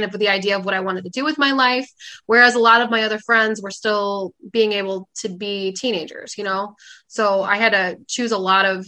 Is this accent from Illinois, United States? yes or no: yes; Fox Lake, Illinois, United States; my hometown in Fox Lake